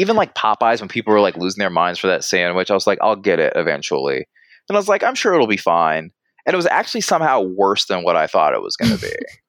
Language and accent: English; the South, United States; again, I'm from the South, so let me preface with that.